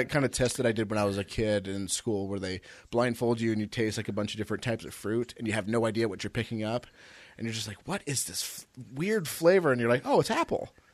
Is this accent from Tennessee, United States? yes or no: no; California, United States; moved away; See, I came from California, and people think would would sometimes like come over or whatever